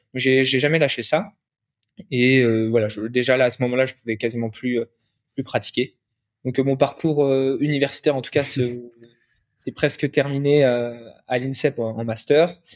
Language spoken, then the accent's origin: French; Angers, Pays de la Loire, France; moved away as an adult; also born or lived in Nantes; now in Paris, France; Je suis originaire de la ville où il fait le plus bon vivre en France parce que je viens d'Angers